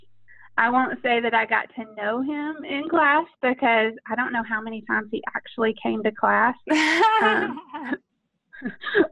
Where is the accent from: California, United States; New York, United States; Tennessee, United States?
Tennessee, United States; Knoxville; I grew up in Knoxville, Tennessee